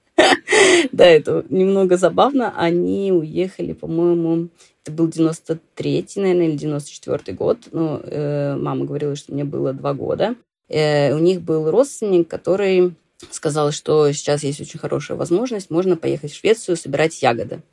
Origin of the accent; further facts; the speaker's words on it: Saint Petersburg, Russia; moved away as an adult; now in Dalarna, Sweden; я выросла, да, там, в Санкт-Петербурге